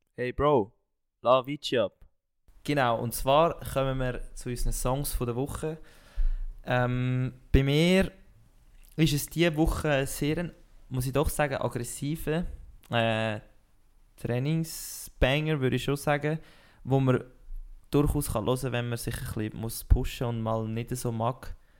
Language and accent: German; Switzerland; wir als, als Schweizer Sportpodcaster